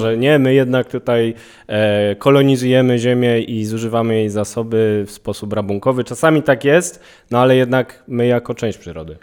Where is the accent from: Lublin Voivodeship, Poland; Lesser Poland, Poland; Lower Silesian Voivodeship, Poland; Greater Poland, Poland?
Lesser Poland, Poland; Kraków; też jestem z Krakowa